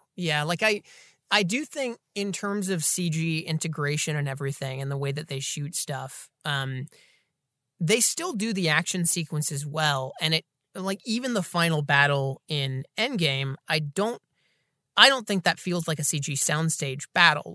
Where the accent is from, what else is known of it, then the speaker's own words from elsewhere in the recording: Atlanta, Georgia, United States; Atlanta, Georgia, my hometown